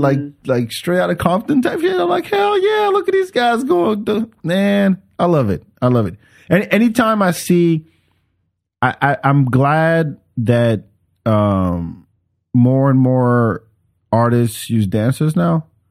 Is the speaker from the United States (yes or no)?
no; France; moved away; I grew up with it in France